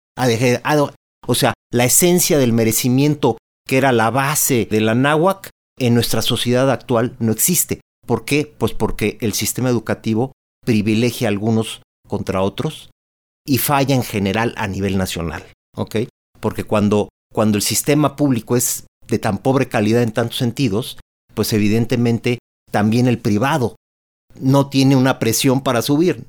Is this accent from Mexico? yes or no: yes; Mexico; como mexicanos